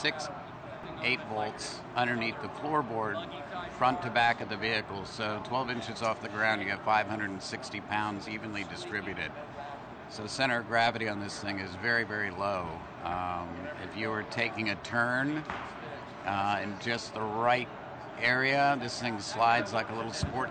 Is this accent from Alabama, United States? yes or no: yes; Birmingham, Alabama, United States; we're both from Birmingham, Alabama.